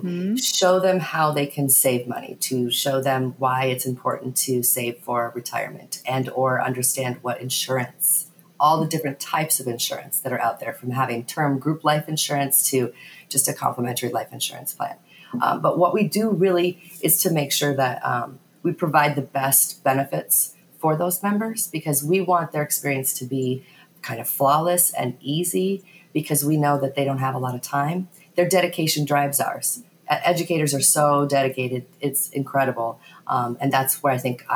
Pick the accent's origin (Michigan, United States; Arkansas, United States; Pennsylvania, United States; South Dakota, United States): South Dakota, United States; Originally, I'm from South Dakota.